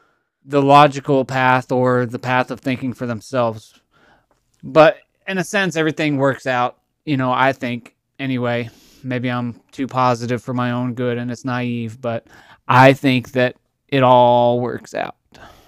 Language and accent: English; Texas, United States; now in Tennessee, United States; Now, we lived in Tennessee. And my father, as well as myself, we're from Texas. But my parents got divorced and we moved to Tennessee.